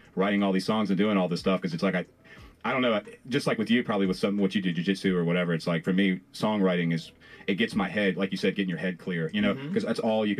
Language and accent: English; Farmville, Virginia, United States; I'm from Farmville, which is technically Piedmont